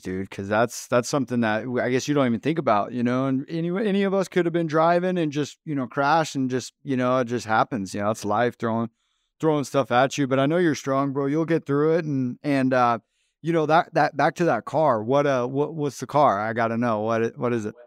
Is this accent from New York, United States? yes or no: no; Phoenix, Arizona, United States; Phoenix is my hometown, I was born and raised out here